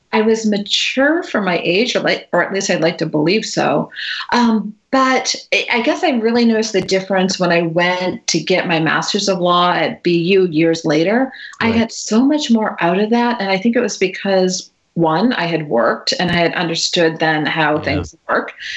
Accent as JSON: {"language": "English", "town": "Natick", "region": "Massachusetts", "country": "United States", "tie": "born or raised there", "said": "I grew up uh, just outside Boston mm-hmm. in Natick, Massachusetts."}